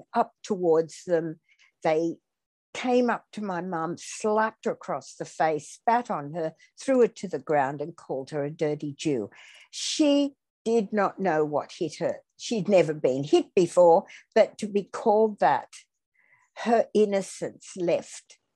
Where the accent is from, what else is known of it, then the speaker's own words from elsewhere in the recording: Athens, Attica, Greece; I was born in Athens in Greece in early 47